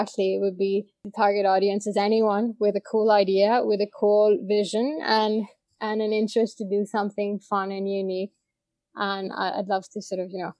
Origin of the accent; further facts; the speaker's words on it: India; moved away as an adult; also born or lived in Boston / New York; I grew up in India up until undergrad